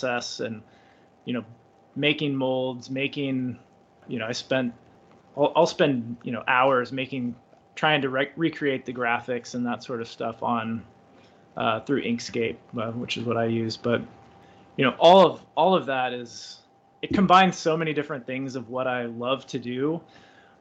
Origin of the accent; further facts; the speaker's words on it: United States; I'm American